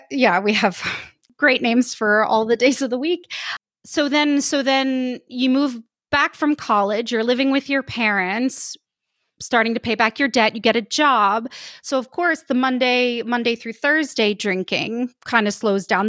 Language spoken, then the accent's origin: English; United States; moved away as an adult; now in Saint-Étienne, France; I'm an American, I'm living in France in a town called Saint-Étienne